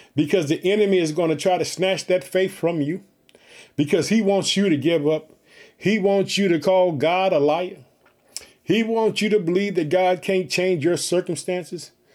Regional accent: Illinois, United States; born or raised there; now in Chicago, United States

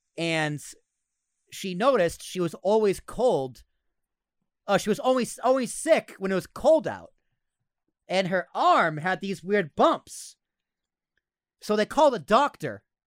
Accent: United States; we're American

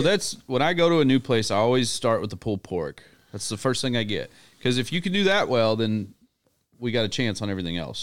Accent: Little Rock, Arkansas, United States; I'm from Little Rock

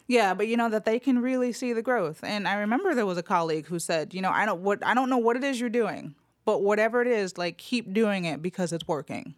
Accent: Los Angeles, California, United States; moved away as an adult; now in Memphis, United States; I was born and raised in L A, Los Angeles, California

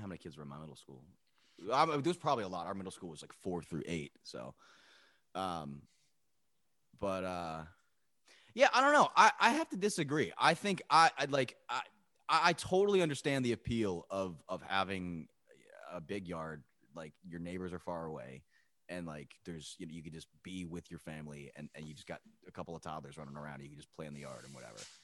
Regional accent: Pittstown, New Jersey, United States; me growing up in Pittstown

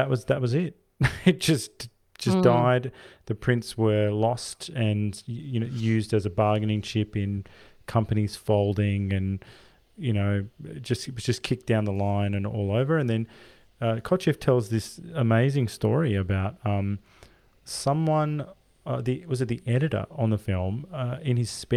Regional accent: Australia

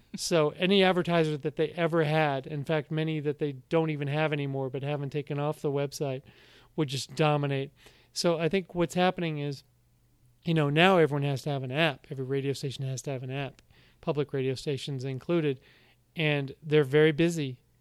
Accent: United States; being an American

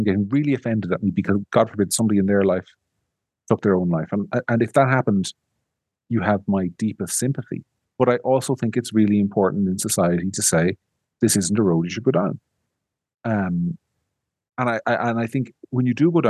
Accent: County Monaghan, Ireland; where I grew up in County Monaghan

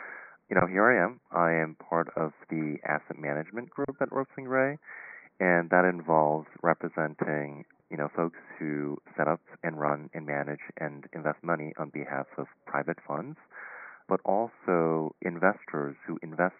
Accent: South Korea; moved away as an adult; now in New York, United States; I was actually born and raised in Korea, so I came to the stateside for college

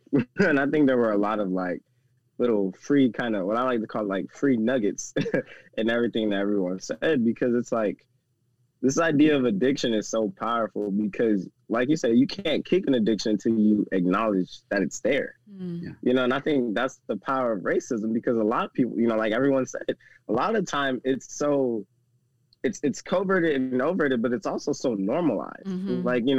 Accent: the South, United States; because, again, I'm from the South.

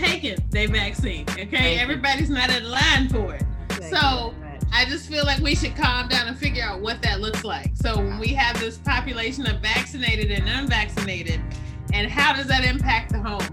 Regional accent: United States; we as Americans

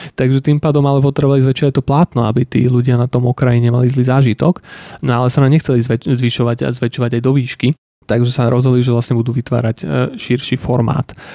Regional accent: Slovakia; tu u nás ako Slovák ako mladý človek

